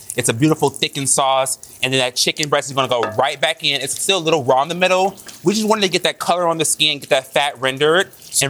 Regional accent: Michigan, United States; I'm from Michigan, so apples are a part of my heart.

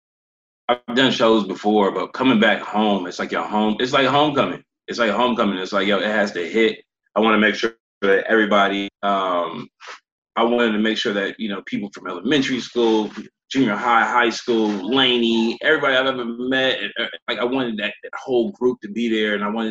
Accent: Oakland, California, United States; also born or lived in Los Angeles; I'm from Maxwell Park

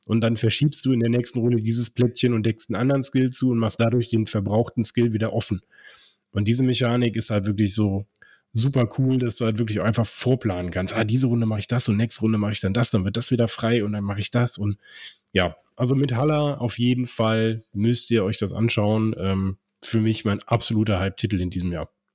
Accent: Cologne, North Rhine-Westphalia, Germany; moved away; in meine Heimat, ins äh, die schönste Stadt Deutschlands, äh, ins wunderschöne Köln.

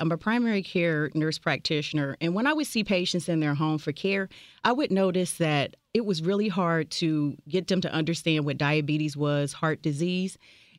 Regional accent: Cincinnati, Ohio, United States; I grew up in South Cumminsville, and I graduated from Hughes High School in 1991.

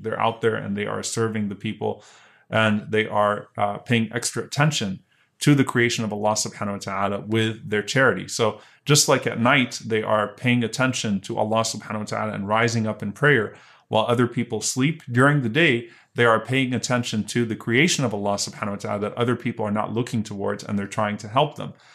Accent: Louisiana, United States; I grew up in Louisiana

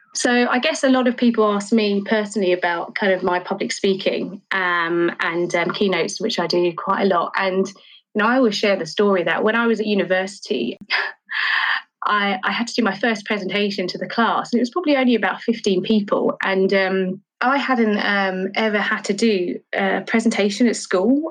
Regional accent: London, United Kingdom; I grew up in Charlton

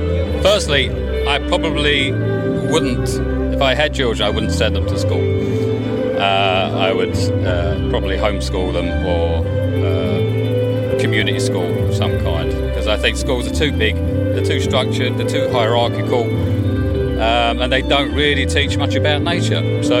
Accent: Ruislip, London, United Kingdom; I grew up in Ruislip.

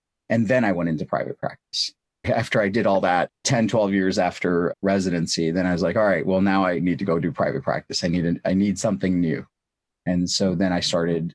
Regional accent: St. Louis, Missouri, United States; born or raised there; also born or lived in India

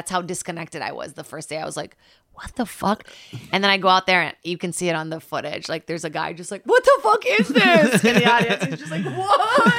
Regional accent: Brazil; moved away; I'm from Brazil, born in Rost.

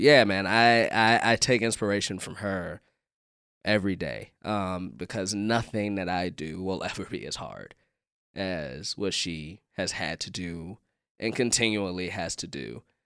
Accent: Chicago, Illinois, United States; being a Chicagoan

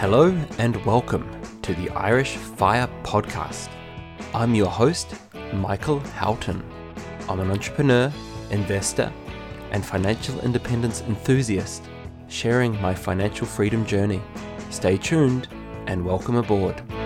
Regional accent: New Zealand; moved away; I'm originally from New Zealand.

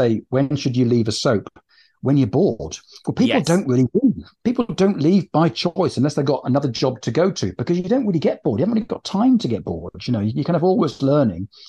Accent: Bristol, South West England, United Kingdom; I'm from Bristol

